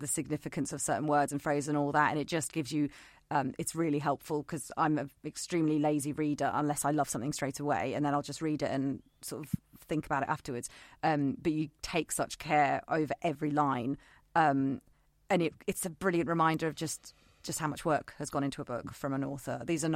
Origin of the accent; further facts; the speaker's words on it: United Kingdom; We're British